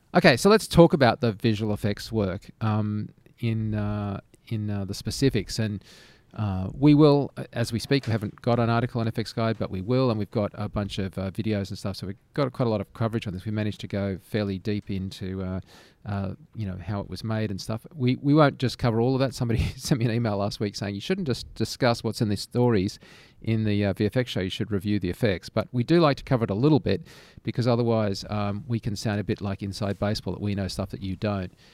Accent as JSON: {"language": "English", "country": "Australia", "tie": "born or raised there", "said": "being an Australian"}